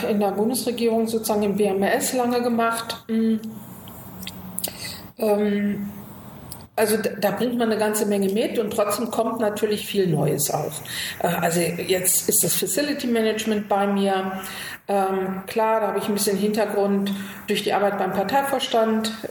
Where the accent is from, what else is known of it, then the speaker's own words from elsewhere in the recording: Göttingen, Lower Saxony, Germany; now in Berlin, Germany; Göttingen ist meine Heimat und Spandau ist mein Zuhause.